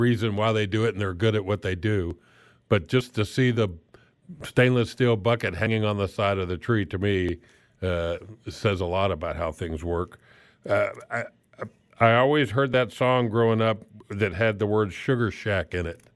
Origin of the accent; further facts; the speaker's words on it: South Florida, United States; now in Midwest, United States; I grew up in South Florida